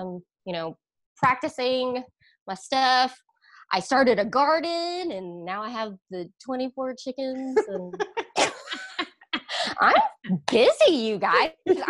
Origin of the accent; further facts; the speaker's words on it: Westfield, Pennsylvania, United States; moved away as an adult; also born or lived in Philippines; I need to go to Pennsylvania because that's where I grew up. And, that's where I grew up after I moved from the Philippines.